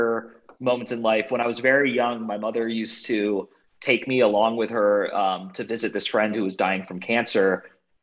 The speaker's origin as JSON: {"language": "English", "region": "Bay Area of California", "country": "United States", "tie": "born or raised there", "said": "I grew up in the Bay Area of California"}